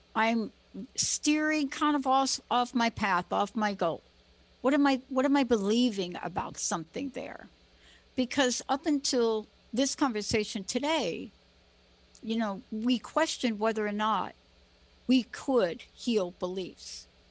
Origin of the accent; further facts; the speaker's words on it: East Coast, United States; moved away; I'm from the East Coast